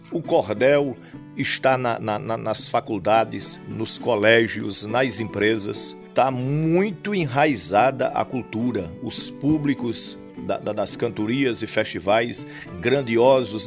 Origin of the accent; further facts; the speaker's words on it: Bocaina dam area, Piauí, Brazil; moved away as an adult; é o berço em que eu nasci, não é? Daqui na casa onde eu nasci são 12 quilômetros. Então foi por aqui os meus primeiros passos